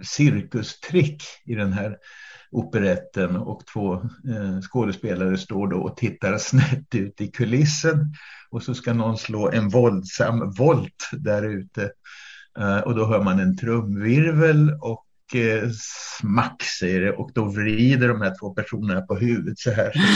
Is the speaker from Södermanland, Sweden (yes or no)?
yes; Flen, Södermanland, Sweden; also born or lived in Kalmar / Öland; now in Mörbylånga, Sweden; jag är uppvuxen i Flen på den sörmländska eh, obygden